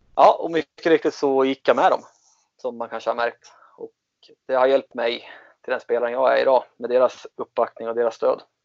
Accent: Katrineholm, Södermanland, Sweden; moved away as an adult; also born or lived in Germany / Falun; jag är uppvuxen utanför i Katrineholm

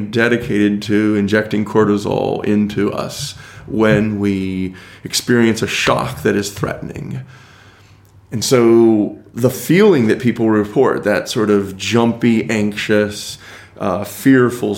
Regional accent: United States; as an American

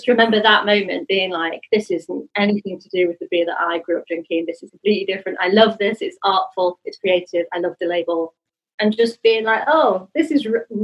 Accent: Yorkshire and the Humber, United Kingdom; I grew up obviously in Yorkshire

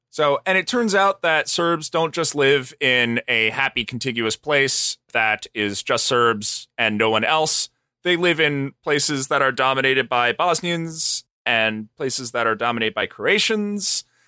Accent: United States

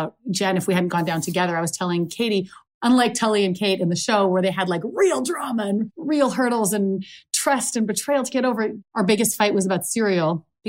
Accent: Canada; moved away as an adult; also born or lived in Los Angeles; I'm from Canada. I grew up here

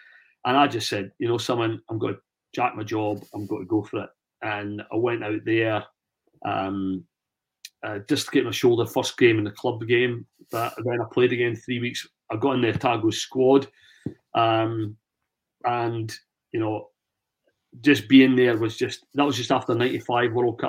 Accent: Scotland, United Kingdom; oh, that's, you know, that accent's, where are you from? So I'm over for Scotland. I'm going to play.

